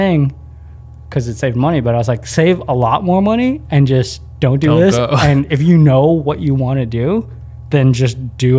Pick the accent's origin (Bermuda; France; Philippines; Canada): Philippines; We're pretty fair-skinned for being Filipino, and in the Philippines, everyone's pretty brown.